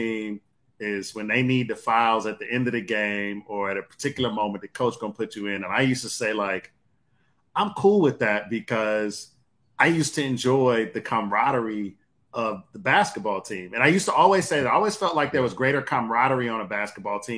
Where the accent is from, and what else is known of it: Detroit, Michigan, United States; born or raised there